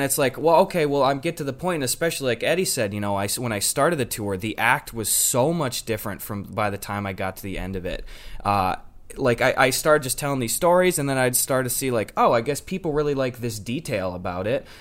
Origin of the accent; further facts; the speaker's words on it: Wisconsin, United States; I'm a boy from Wisconsin